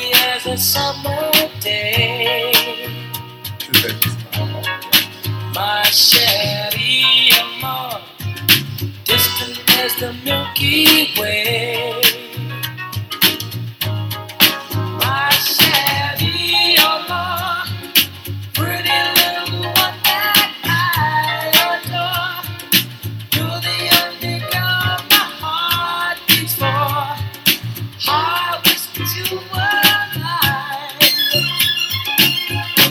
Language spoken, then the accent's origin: English; Detroit, Michigan, United States; moved away; I miss my hometown and I miss Detroit